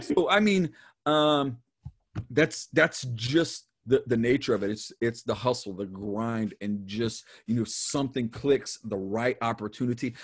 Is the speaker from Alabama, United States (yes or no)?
no; Dayton, Ohio, United States; I was born in Dayton, Ohio